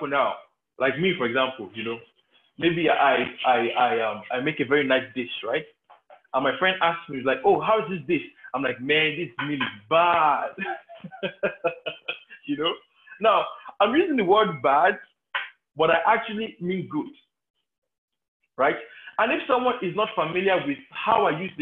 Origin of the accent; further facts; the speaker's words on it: Nigeria; growing up in Nigerian homes